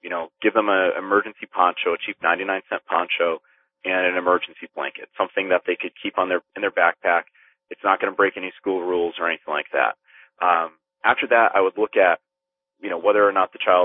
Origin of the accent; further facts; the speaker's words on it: Philippines; being Filipino